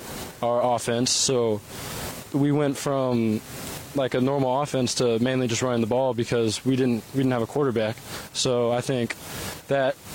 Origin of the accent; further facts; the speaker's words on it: Texas, United States; I have schools in my home state